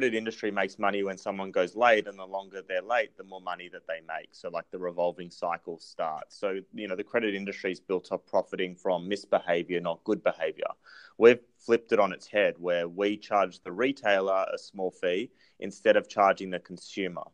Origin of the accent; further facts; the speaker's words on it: Australia; accent: Australian; my accent is Australian